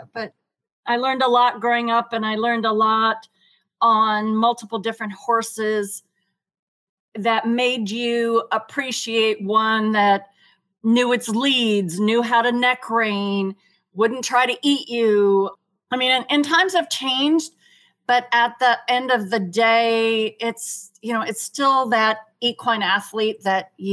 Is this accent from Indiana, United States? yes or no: yes; Lafayette, Indiana, United States; I am from Lafayette, Indiana, which is an hour northwest of Indianapolis